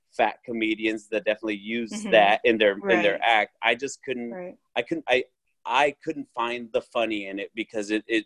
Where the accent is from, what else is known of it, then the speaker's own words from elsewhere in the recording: Orange County, California, United States; my hometown